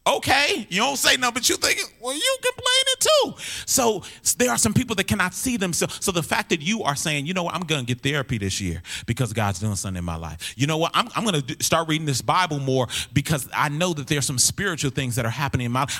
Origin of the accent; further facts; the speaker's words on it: Minneapolis, Minnesota, United States; I'm from North Minneapolis